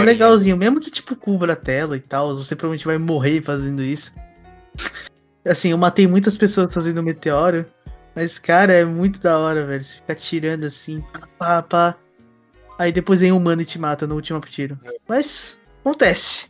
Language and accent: Portuguese; Brazil; now in Japan; a gente é brasileiro que mora no Japão